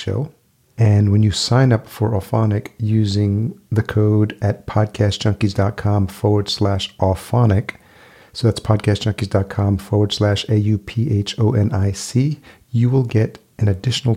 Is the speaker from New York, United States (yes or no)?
yes; New York, United States; moved away as an adult; also born or lived in Los Angeles; now in Minneapolis, United States; I grew up in New York, but I did spend 4 years in LA prior to moving to Minneapolis